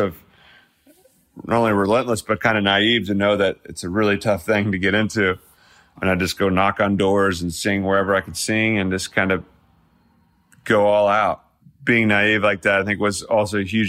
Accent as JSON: {"language": "English", "region": "Midwest", "country": "United States", "tie": "born or raised there", "moved": "yes", "said": "my hometown feel of that Midwest flair that I come from."}